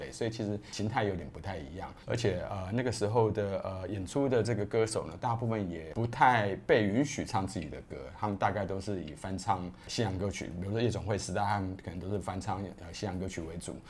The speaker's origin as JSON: {"language": "Chinese", "region": "Taipei", "country": "Taiwan", "tie": "born or raised there", "said": "台北，好，从小就在台北，"}